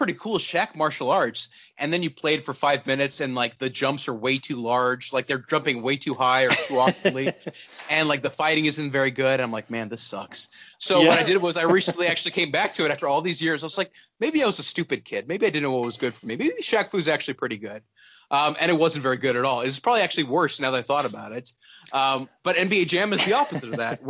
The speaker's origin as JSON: {"language": "English", "country": "Pakistan", "tie": "born or raised there", "also_born_or_lived": "Texas, United States", "moved": "yes", "said": "So I was born in Texas, but I grew up in Pakistan"}